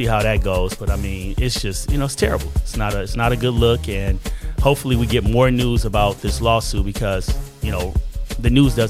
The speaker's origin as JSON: {"language": "English", "town": "Chicago", "region": "Illinois", "country": "United States", "said": "They said I'm biased. I'm from Chicago."}